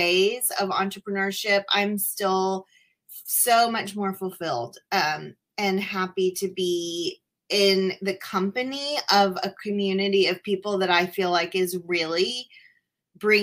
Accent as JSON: {"language": "English", "region": "Tennessee", "country": "United States", "tie": "born or raised there", "also_born_or_lived": "Appalachia, Tennessee / Memphis, Tennessee / Franklin, Tennessee", "said": "I'm from Tennessee, and I have lived here my whole life, but I've lived all across the state, from the mountains in Appalachia to Memphis"}